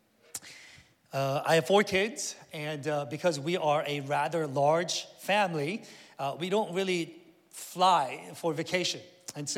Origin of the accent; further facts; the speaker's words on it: Northern Virginia, United States; moved away as an adult; also born or lived in Korea; I grew up here in Northern Virginia, went to Oakton High School